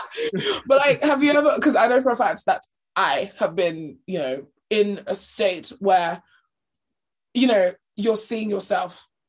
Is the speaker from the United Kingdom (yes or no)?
yes; United Kingdom; we're British